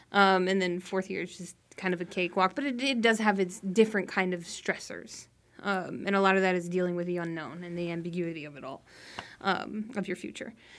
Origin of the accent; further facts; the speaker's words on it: Reno, Nevada, United States; also born or lived in Colorado / Texas / Naples, Florida; now in South Florida, United States; I'm originally from Reno, Nevada